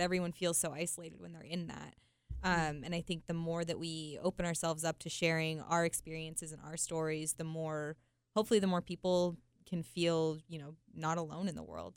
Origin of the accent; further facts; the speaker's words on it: Utah, United States; I was born and raised in Utah